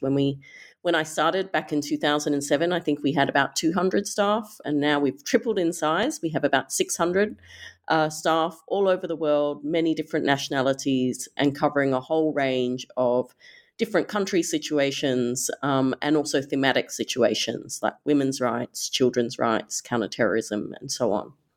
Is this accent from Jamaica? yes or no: no; Perth, Western Australia, Australia; as an Australian growing up, you know, in Perth, Western Australia